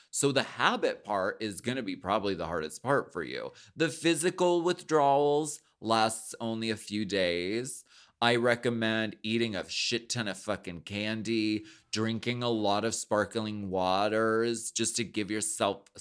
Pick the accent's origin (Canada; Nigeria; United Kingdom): Canada; Mm, um, I'm Canadian.